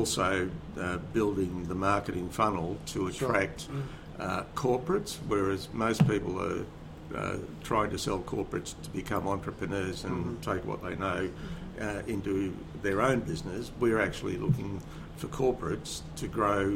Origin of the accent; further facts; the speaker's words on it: Sydney, New South Wales, Australia; I'm from Sydney